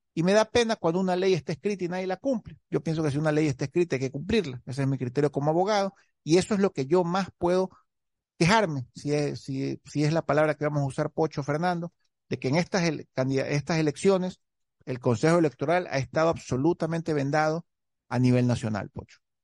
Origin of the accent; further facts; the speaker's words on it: Guayaquil, Guayas, Ecuador; yo como guayaquileño de nacimiento